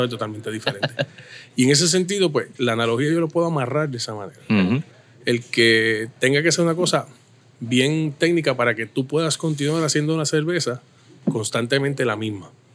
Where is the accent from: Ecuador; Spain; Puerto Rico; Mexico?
Puerto Rico; Caguas; also born or lived in Santurce; me trajeron a los tres días para acá. y desde entonces vivo en el mismo lugar, en el mismo barrio, en la misma urbanización, toda la vida